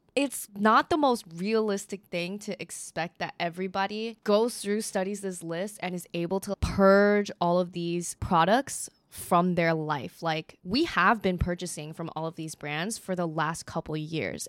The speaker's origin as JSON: {"language": "English", "country": "United States", "said": "as an American"}